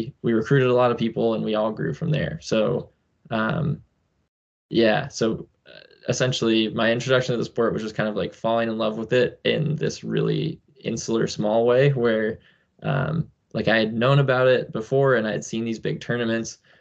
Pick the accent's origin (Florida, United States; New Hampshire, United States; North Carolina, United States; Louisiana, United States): New Hampshire, United States; I grew up in New Hampshire and still live there